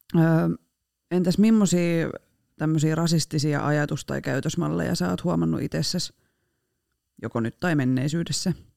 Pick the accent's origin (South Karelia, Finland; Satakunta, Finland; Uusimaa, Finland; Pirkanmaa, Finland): Satakunta, Finland; Rauma; accent: Rauma dialect; moved away; Paitsi murteeni puolesta Raumalta